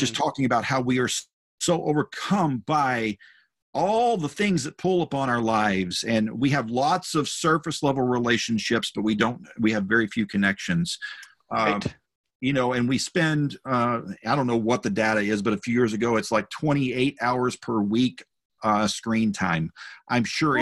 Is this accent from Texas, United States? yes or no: yes; North Texas, United States; the church I grew up in in North Texas. It was a small rural church in a small town